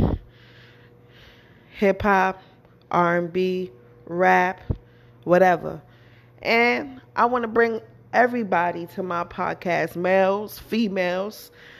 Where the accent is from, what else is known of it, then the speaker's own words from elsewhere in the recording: New York, United States; I'm from New York